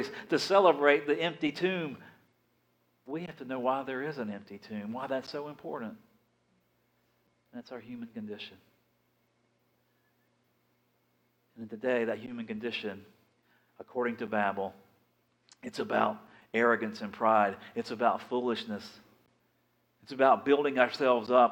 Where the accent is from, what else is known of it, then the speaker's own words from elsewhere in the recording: Big Bend of Florida, United States; also born or lived in Dothan / Fort Walton Beach; I'm from the Big Bend of Florida